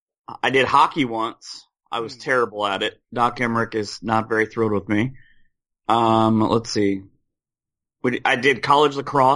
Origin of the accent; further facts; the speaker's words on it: Spencerville, Ohio, United States; A little town called Spencerville, Ohio, which is about halfway between Salina and Lima, which is perfect because 75 and 33 and 30 are all close to my house